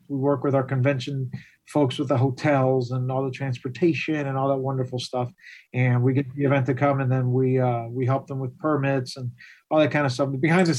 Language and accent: English; Miami, Florida, United States; I was born and raised here in Miami.